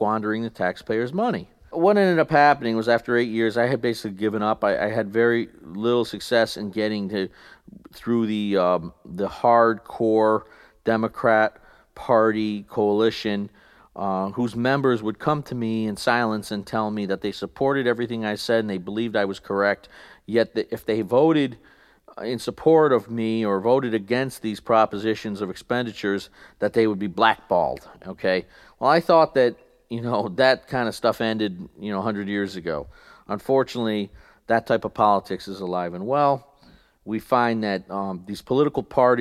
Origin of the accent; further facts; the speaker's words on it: Rotterdam, New York, United States; I ran for county legislature in my hometown of Rotterdam